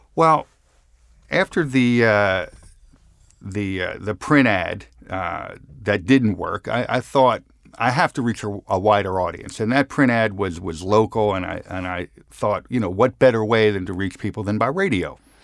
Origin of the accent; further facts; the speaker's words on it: Philadelphia, Pennsylvania, United States; as a young man growing up in Center City, Philadelphia, my grandfather had a store at, uh, fifteenth and Randstead